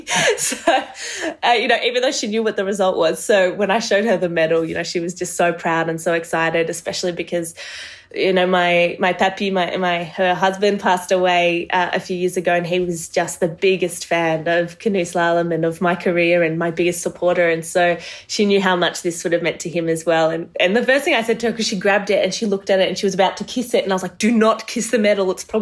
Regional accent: Marseille, Provence-Alpes-Côte d'Azur, France; born there; Yes, I was born in Marseille in the south. My mum is French, and she represented France at the Olympics in 96 and 92.

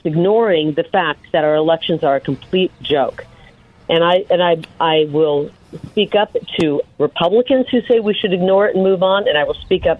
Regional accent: United States; born or raised there; moved away as an adult; also born or lived in Midwest; now in Arizona, United States

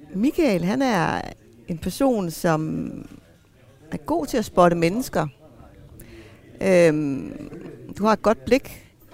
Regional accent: Greenland; Jeg er grønlænder

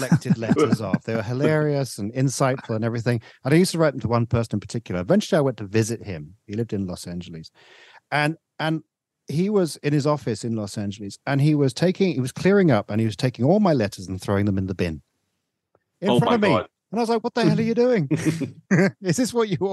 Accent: England, United Kingdom; you and I, we grew up in England

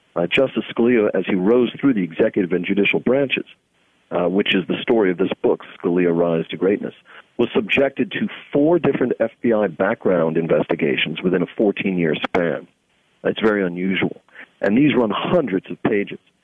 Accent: New York City, New York, United States; I come from Staten Island, New York, which when I grew up there was about 66% Italian

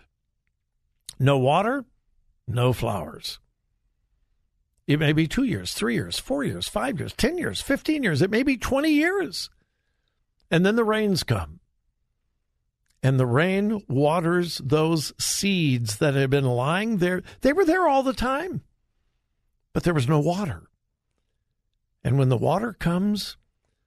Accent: Southern California, United States; born and raised in Southern California, but all my family was from Missouri

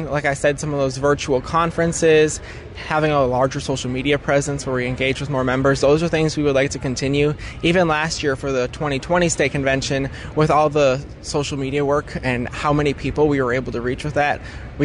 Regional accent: Menomonie, Wisconsin, United States; I am from the Menominee FFA chapter, graduated from Menominee High School in 2020, and I grew up on my family's dairy farm.

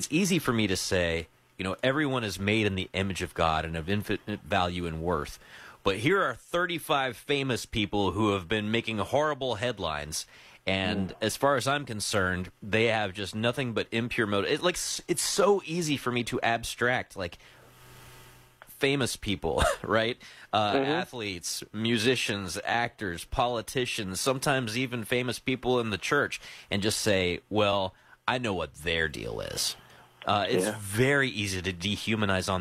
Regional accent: the South, United States; now in Philadelphia, United States; I'm from the South. So I was trained to be nice to strangers and be polite all the time

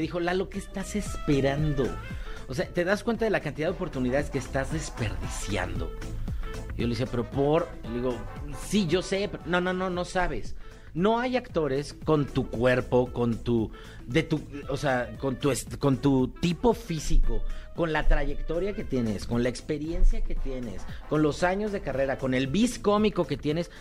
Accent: Mexico; soy mexicano

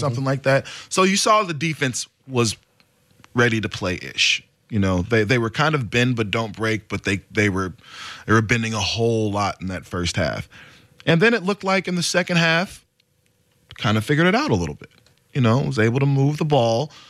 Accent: Oregon, United States; I'm from Oregon, I'll show love to my Oregon schools.

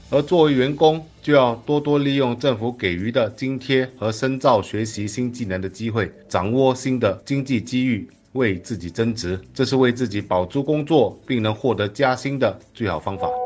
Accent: Singapore; 作为新加坡人

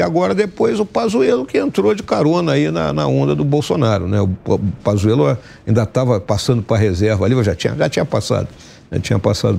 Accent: Rio Grande do Sul, Brazil; lá no meu estado, no Rio Grande do Sul

